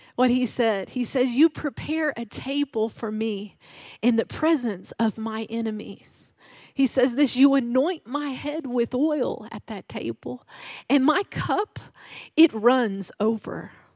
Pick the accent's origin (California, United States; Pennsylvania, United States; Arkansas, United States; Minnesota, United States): Arkansas, United States; I am from Arkansas. Yeah, my dad's a hunter